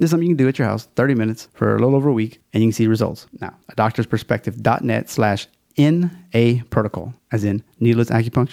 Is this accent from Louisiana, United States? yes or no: yes; Louisiana, United States; We got a Louisiana theme. It's my home state, so I'm kind of fond of it